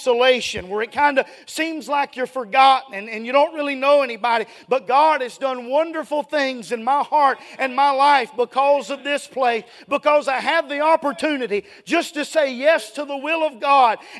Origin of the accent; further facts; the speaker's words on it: Dallas, Georgia, United States; moved away as an adult; I'm from Dallas, Georgia. It's about an hour and a half south of here